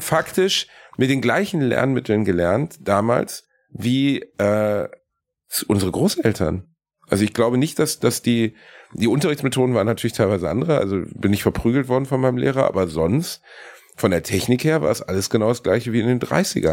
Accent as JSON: {"language": "German", "town": "Gelsenkirchen", "region": "North Rhine-Westphalia", "country": "Germany", "said": "bei uns in Gelsenkirchen"}